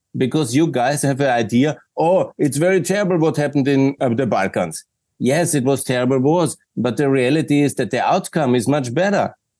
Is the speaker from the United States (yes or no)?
no; Austria; we are the Austrians